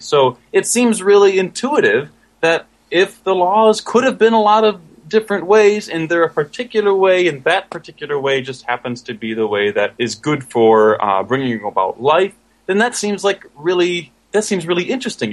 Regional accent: Michigan, United States; I am actually from Michigan

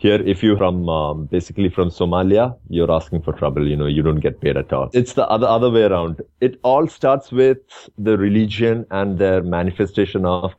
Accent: India; moved away as an adult; now in Dubai, United Arab Emirates

